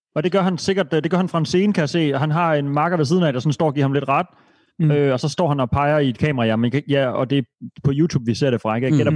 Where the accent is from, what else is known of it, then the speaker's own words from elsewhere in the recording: Denmark; som dansker